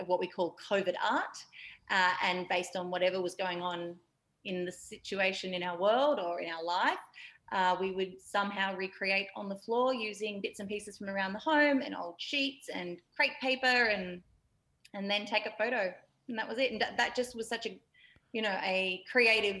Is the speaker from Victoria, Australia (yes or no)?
yes; Yarra Valley, Victoria, Australia; I grew up in the Yarra Valley in Victoria, which is very lush, green countryside.